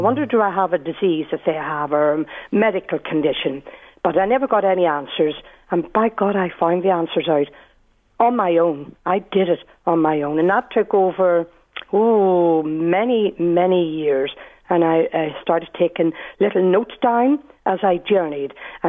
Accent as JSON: {"language": "English", "town": "Belfast", "region": "Northern Ireland", "country": "United Kingdom", "tie": "born or raised there", "accent": "Belfast", "said": "So I grew up in Nazareth House in Belfast, never knowing who I was."}